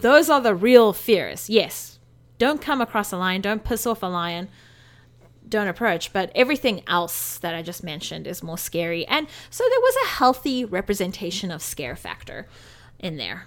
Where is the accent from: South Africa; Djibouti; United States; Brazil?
South Africa; moved away; growing up in South Africa, we went to lion parks